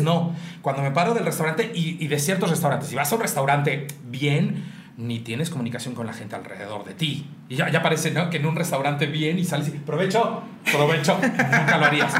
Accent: Mexico; moved away; a la zona centro, donde estamos ese tipo de mexicanos que somos un poco más

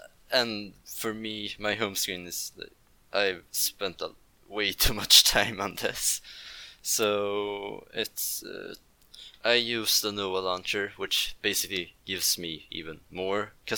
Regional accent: Stockholm, Stockholm County, Sweden; I'm from Stockholm, other side of Sweden.

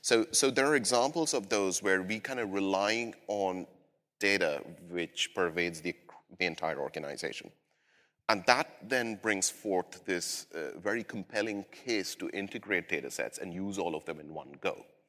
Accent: India; now in London, United Kingdom; I'm originally from South Asia, India, but I've lived in London for several years

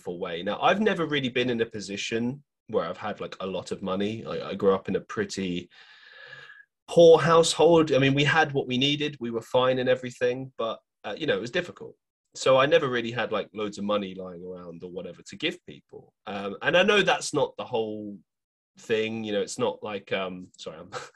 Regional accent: London, United Kingdom; moved away as an adult; now in Manchester, United Kingdom; growing up in London

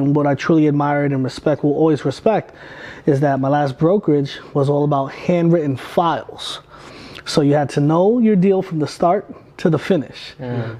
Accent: Brentwood, New York, United States; Like, I'm from Brentwood, Long Island. Mm-hmm. I went to high school from, I was class of 2004.

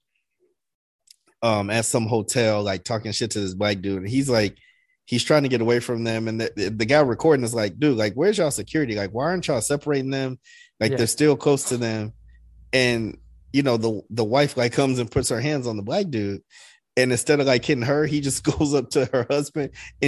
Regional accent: Chicago, Illinois, United States; I'm from Chicago

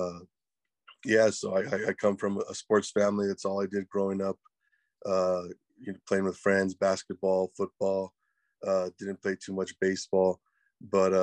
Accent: Edinburg, Texas, United States; also born or lived in Corpus Christi, Texas / Kingsville, Texas; I was born in Corpus, spent the first year or so in Kingsville. Then I moved down here to Edinburgh, and this is where I've been for the last about 32 years, man. And I went to high school here in the RGV

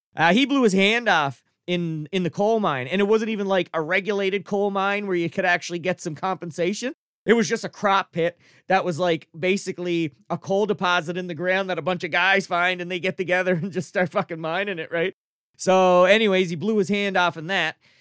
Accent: Cape Breton, Nova Scotia, Canada; I'm an East Coaster, I'm from Cape Breton

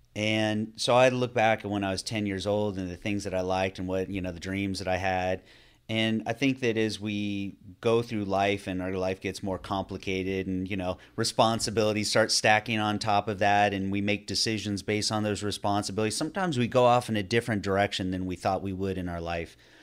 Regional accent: Northern California, United States; now in Florida, United States; I grew up in Northern California

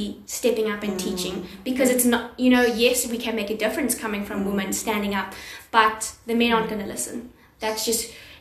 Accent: South Africa; first language English; being at a university that's predominantly Afrikaans

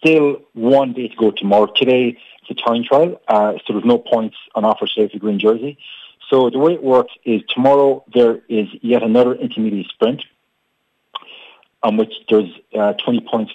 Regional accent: Ireland

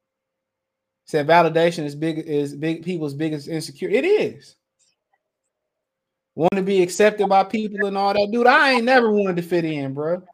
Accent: Detroit, Michigan, United States; also born or lived in Montgomery; I'm from Detroit.

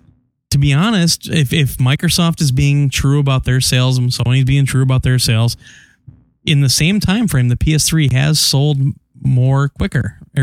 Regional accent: Dublin, Leinster, Ireland; I'm from Dublin.

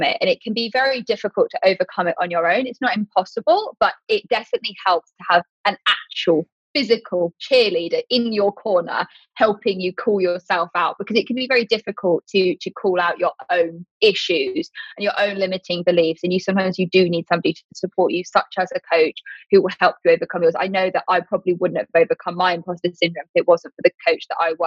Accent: United Kingdom; I'm British

